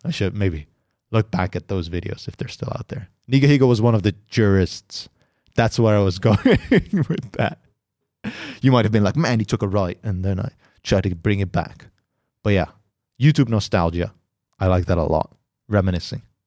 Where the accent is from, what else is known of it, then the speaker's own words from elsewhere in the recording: Netherlands; I'm from the Netherlands.